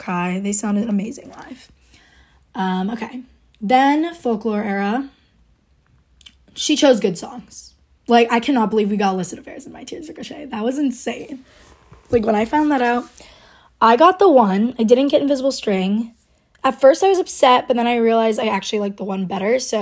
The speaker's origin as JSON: {"language": "English", "region": "Rhode Island", "country": "United States", "said": "I'm from Rhode Island"}